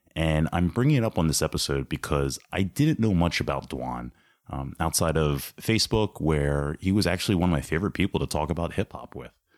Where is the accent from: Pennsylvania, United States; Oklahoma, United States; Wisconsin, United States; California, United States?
Pennsylvania, United States; Ambler; Ambler has a very special place in my heart, obviously, uh, being that it's my hometown